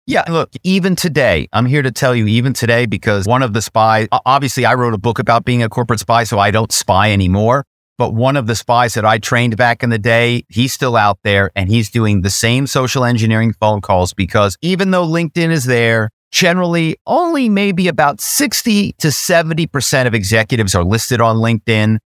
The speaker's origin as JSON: {"language": "English", "town": "Philadelphia", "region": "Pennsylvania", "country": "United States", "tie": "born or raised there", "said": "I'm from Philadelphia"}